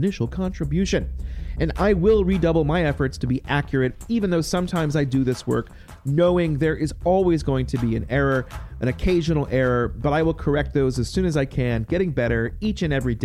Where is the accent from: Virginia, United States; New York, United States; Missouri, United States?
Virginia, United States; Campbell County; I grew up in Campbell County, and I'm always spending a lot of time there